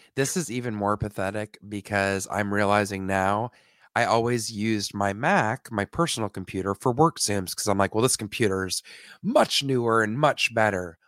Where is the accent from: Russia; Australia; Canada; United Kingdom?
Canada; I'm from Canada